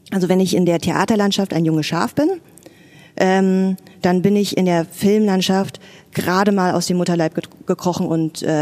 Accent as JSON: {"language": "German", "region": "Berlin", "country": "Germany", "tie": "born or raised there", "said": "Ja, also erstmal Westberlinerin, genau, meine Eltern hatten ein Restaurant"}